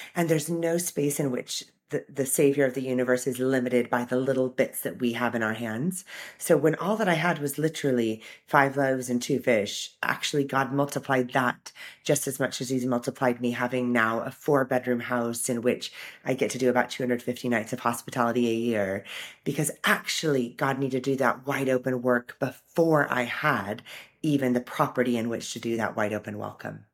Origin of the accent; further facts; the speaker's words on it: Orange County, California, United States; moved away as an adult; now in United Kingdom; I grew up in Orange County, California, surrounded by the sunshine